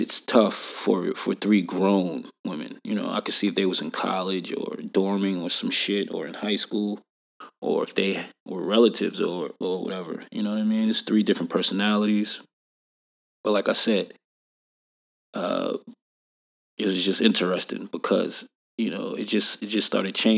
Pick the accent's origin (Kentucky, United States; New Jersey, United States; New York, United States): New York, United States; also born or lived in Atlanta; now in Dublin, California, United States; New York, my home state